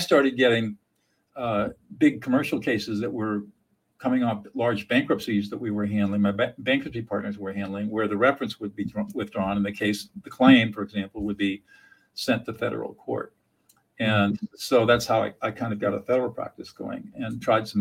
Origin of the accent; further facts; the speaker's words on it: Southern California, United States; also born or lived in Fresno; I grew up in Southern California in affluence